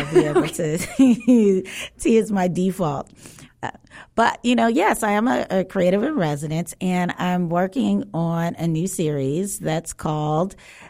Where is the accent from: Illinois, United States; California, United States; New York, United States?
Illinois, United States; Chicago; Well, I'm a Southsider, so.